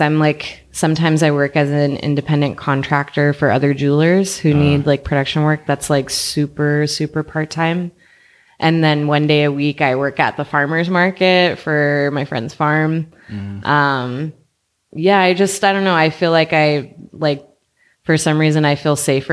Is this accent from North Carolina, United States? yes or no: no; Inland Empire, Southern California, United States; moved away as an adult; also born or lived in Orange County, California; now in Oakland, United States; I'm from the Inland Empire. So like outside of LA, mm-hmm, like Riverside County and San Bernardino County